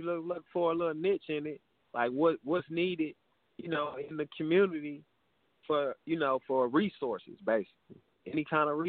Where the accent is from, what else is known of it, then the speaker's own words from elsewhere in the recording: Milwaukee, Wisconsin, United States; So I'm from Milwaukee. I'm from Milwaukee, Wisconsin.